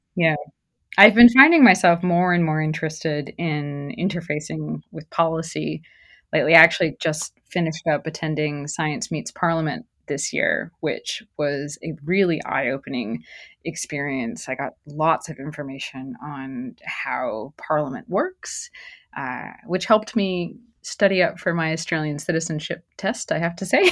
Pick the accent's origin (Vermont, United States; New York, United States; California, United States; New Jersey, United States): New Jersey, United States; moved away as an adult; also born or lived in New Mexico; I grew up in New Jersey